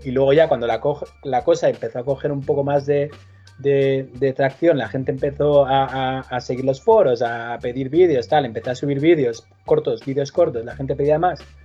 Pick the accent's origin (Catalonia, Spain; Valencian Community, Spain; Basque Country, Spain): Catalonia, Spain; Manresa; moved away; Yo soy de Manresa y sí tenía unos cuantos amigos en Manresa con los que jugaba en la calle